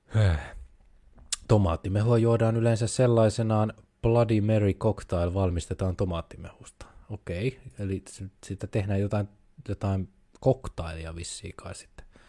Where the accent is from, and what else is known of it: Finland